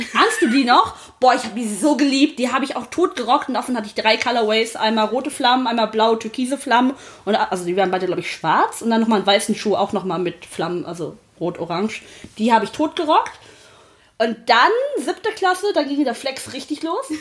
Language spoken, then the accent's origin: German; Sri Lanka; ich bin gebürtig aus Sri Lanka